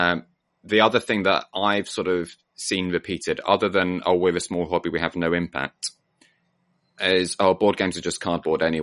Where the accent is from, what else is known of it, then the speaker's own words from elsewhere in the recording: Cornwall, South West England, United Kingdom; When I was growing up in Cornwall in the 80s and into the 90s